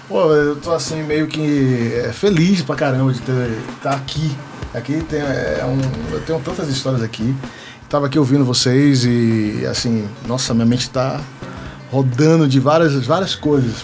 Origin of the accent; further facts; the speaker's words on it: Salvador, Bahia, Brazil; now in Brasília, Brazil; sou nascido e criado em Salvador, Bahia, moro aqui em Brasília há 20 anos né, desde 2004 que eu estou aqui